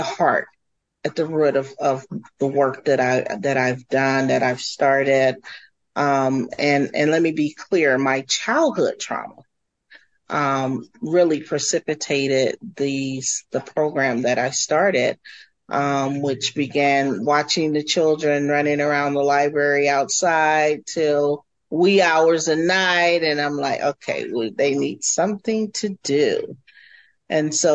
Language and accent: English; Cleveland, Ohio, United States; also born or lived in Columbus, Ohio; I am originally from Cleveland, Ohio, and have roots in the Columbus area as well